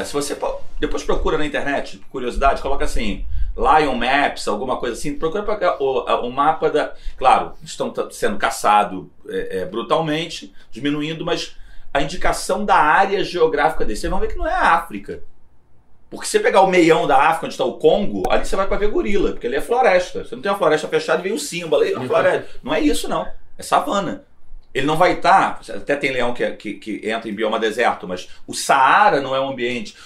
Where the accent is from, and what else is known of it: Brazil